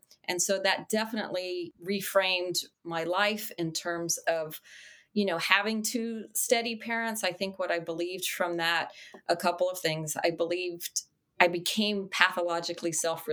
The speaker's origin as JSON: {"language": "English", "town": "El Paso", "region": "Texas", "country": "United States", "tie": "born or raised there", "moved": "yes", "lives_now": "Charlotte, United States", "said": "I grew up in El Paso, Texas. I've now been in Charlotte, North Carolina for 37 plus years"}